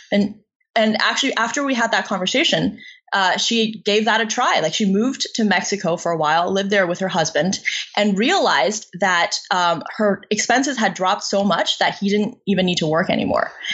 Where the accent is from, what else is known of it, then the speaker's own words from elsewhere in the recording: China; moved away; I was born in China in a um, like rural village